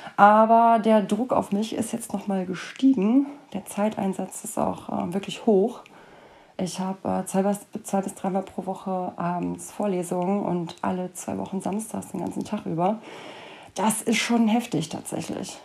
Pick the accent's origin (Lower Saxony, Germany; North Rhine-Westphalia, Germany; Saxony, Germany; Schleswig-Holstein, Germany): North Rhine-Westphalia, Germany; Cologne; Ich wohne seit über 30 Jahren in Köln und nenne Köln somit auch meine Heimat